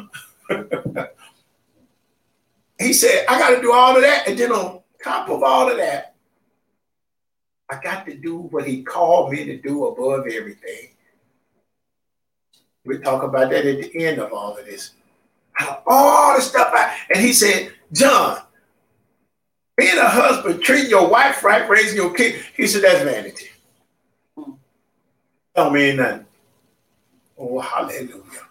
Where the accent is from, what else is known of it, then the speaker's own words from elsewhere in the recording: Mississippi, United States; I grew up in Mississippi, there was 82 counties